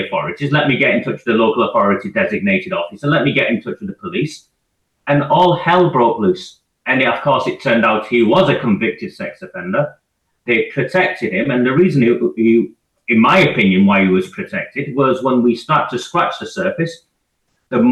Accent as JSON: {"language": "English", "town": "Oldham", "region": "North West England", "country": "United Kingdom", "tie": "born or raised there", "said": "I was raised in Oldham. As a child, my parents moved us to Oldham from a baby all the way up to my 20s. I grew up here, lived here."}